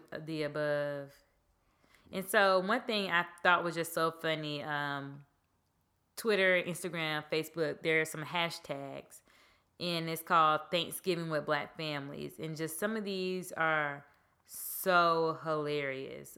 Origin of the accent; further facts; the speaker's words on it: Georgia, United States; I'm from Georgia